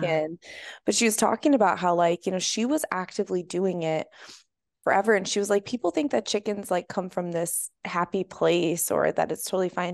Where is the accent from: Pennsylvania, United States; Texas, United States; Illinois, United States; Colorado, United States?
Colorado, United States; Boulder; also born or lived in San Francisco; now in San Diego, United States; I'm from Boulder, Colorado.